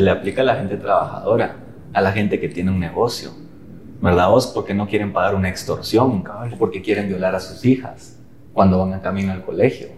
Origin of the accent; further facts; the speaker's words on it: Guatemala; todos somos guatemaltecos